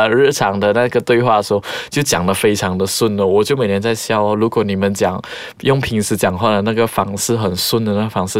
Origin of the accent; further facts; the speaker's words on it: Malaysia; 特别是我们马来西亚人，我们在沟通上面真的是要下一点功夫。